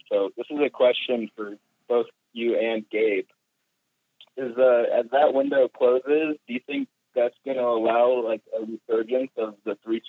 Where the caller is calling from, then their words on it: Boise, Idaho, United States; Boise, Idaho.